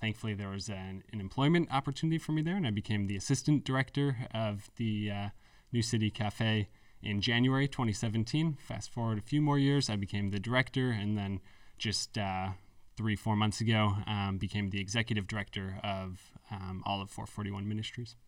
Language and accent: English; Canandaigua, New York, United States; also born or lived in Philadelphia; I grew up in Canandaigua, New York